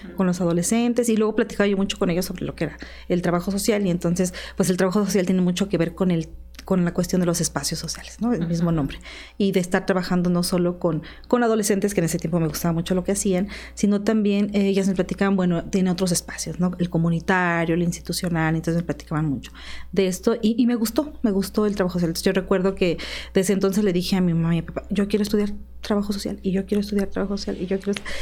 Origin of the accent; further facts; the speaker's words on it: Tlaxcala, Mexico; also born or lived in State of Mexico; soy originaria del estado de Tlaxcala y originaria de Tlaxcala, digamos de Cotlán, Tlaxcala